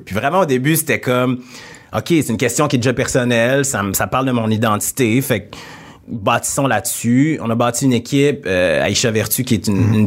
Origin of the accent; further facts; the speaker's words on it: Quebec City, Quebec, Canada; accent: Québécois; also born or lived in Senegal / Jonquière; Je viens de Québec. Je suis entouré de personnes blanches. Euh, la majorité de mes amis sont blancs. J'ai grandi dans cet environnement-là.